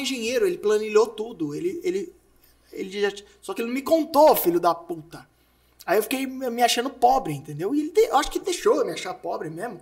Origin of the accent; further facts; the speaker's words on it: Santo André, São Paulo, Brazil; eu nasci em Santo André. E Santo André tem algumas escolas muito boas, assim. E eu sempre estudei nessas